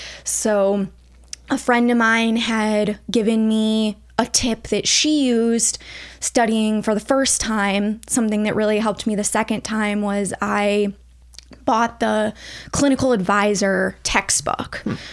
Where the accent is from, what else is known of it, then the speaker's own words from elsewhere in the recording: St. Louis, Missouri, United States; I am from the St. Louis area originally